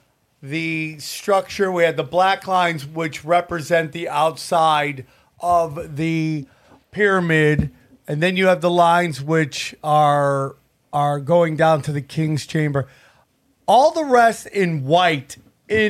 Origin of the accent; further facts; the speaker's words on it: United States; I'm American